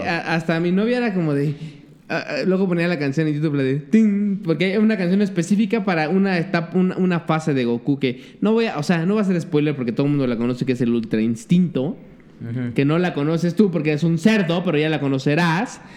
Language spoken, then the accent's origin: Spanish; Mexico; como pinche mexa